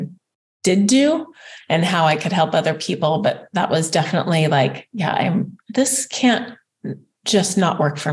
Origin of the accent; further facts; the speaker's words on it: Spokane, Washington, United States; had come from a really good running high school in Spokane, Washington